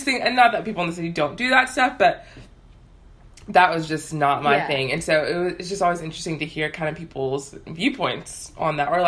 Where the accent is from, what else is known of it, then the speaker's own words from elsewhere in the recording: Houston, Texas, United States; also born or lived in North Carolina; I grew up in Houston, so, for the most part.